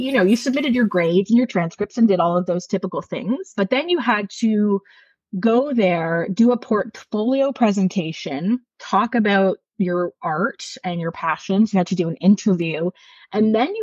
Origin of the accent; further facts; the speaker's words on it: Ajax, Ontario, Canada; moved away as an adult; now in Greenwood, Canada; I grew up in Ajax, Ontario, and lived there until my early 20s when I made the move to Nova Scotia.